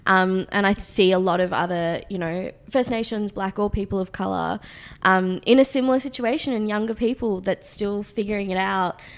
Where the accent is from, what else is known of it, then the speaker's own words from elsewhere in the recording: Australia; accent: Australian; my Australian accent